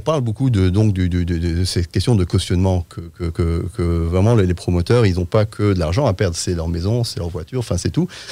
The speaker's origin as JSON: {"language": "French", "country": "France", "tie": "born or raised there", "moved": "yes", "said": "je suis britannique, mais j'ai grandi dit en France"}